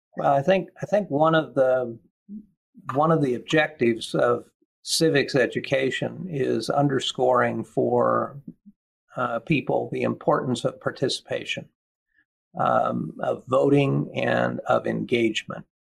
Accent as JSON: {"language": "English", "region": "Kansas", "country": "United States", "tie": "born or raised there", "also_born_or_lived": "Williamsburg, Virginia", "moved": "as an adult", "said": "my experience growing up in Kansas"}